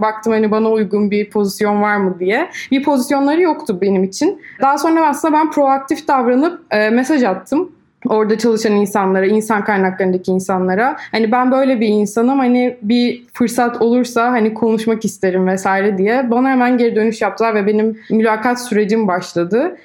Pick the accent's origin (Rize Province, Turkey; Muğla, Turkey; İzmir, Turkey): İzmir, Turkey; moved away as an adult; also born or lived in Istanbul; Aslen İzmirliyim.